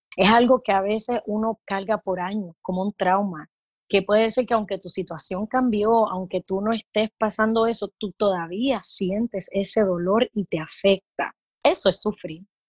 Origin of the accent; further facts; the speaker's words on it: Puerto Rico; also born or lived in California / Florida / Mexico; now in Tampa, United States; soy de Puerto Rico